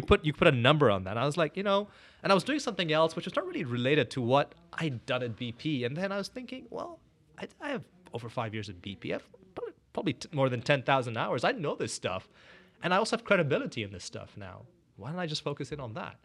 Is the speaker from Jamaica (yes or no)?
no; Northern Nigeria, Nigeria; moved away as an adult; also born or lived in India (family) / Canada / Korea; now in Houston, United States; born and brought up in West Africa, Nigeria